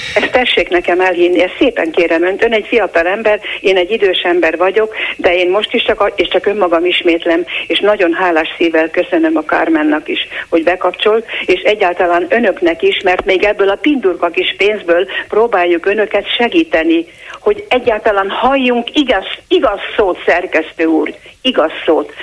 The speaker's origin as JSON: {"language": "Hungarian", "country": "Hungary", "said": "Én szégyelem, hogy magyar vagyok"}